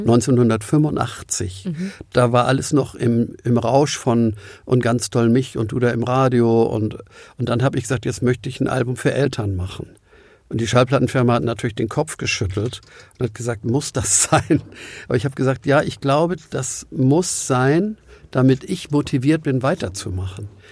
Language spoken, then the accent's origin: German; Hamburg, Germany; auch als Hamburger